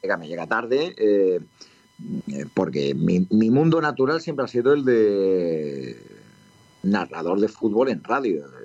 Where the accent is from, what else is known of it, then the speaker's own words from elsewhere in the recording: Madrid, Community of Madrid, Spain; muy cerca de donde yo había nacido y donde yo me había criado, pero luego me cambié yo de casa en Villaverde